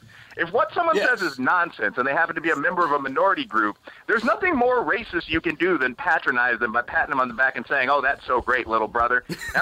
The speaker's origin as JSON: {"language": "English", "town": "Chicago", "region": "Illinois", "country": "United States", "said": "as I've mentioned, I'm from Chicago. People joke about my old neighborhood having sort of urban mob affiliations, although it doesn't anymore."}